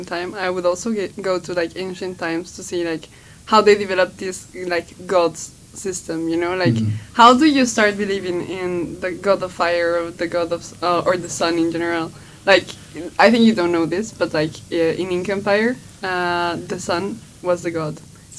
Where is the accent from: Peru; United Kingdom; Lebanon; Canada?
Peru; also born or lived in Belgium; now in Brussels, Belgium; living in Belgium, you also kind of get to know there's more than fries, you know? Like, I come from Peru